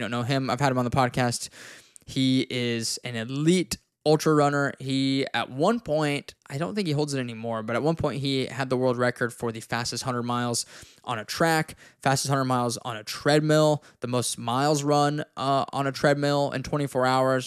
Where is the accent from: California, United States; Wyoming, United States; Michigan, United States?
Wyoming, United States; I'm from Wyoming and it's, like, two hours from where I grew up